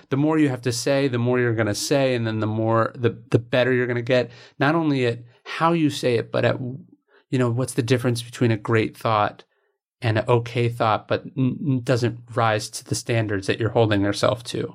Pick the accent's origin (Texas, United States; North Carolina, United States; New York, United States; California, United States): California, United States; right outside Sacramento; I grew up in right outside Sacramento